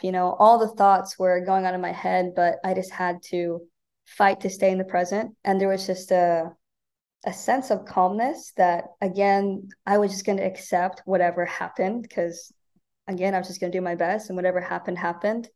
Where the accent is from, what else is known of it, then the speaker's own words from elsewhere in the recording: Omaha, Nebraska, United States; moved away as an adult; now in Bakersfield, United States; I'm from Omaha, Nebraska